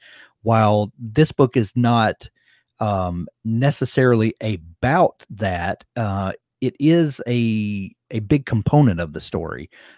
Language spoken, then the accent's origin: English; Deep South, United States; I'm from the Deep South, and you know, same.